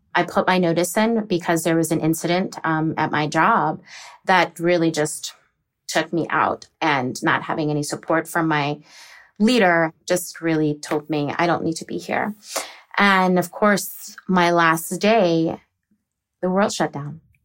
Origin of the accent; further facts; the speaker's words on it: Virginia or the DC area, United States; also born or lived in Texas; I'm originally from Texas, but I was raised in Virginia or the DC area